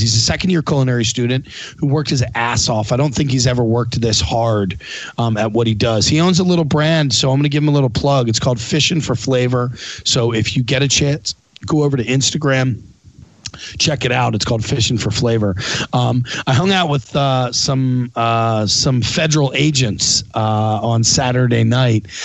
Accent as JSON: {"language": "English", "town": "Philadelphia", "region": "Pennsylvania", "country": "United States", "said": "I'm from Philly"}